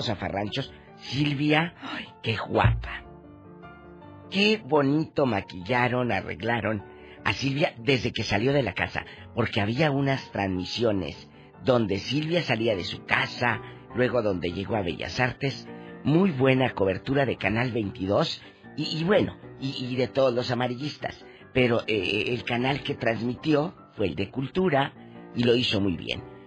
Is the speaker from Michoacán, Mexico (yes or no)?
no; Matamoros, Tamaulipas, Mexico; mi tierra, en Matamoros